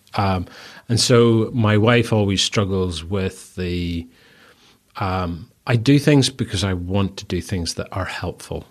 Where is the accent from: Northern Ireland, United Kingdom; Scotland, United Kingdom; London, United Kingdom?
Northern Ireland, United Kingdom; accent: strong Northern Irish; moved away as an adult; also born or lived in Bristol; very strong Northern Irish accent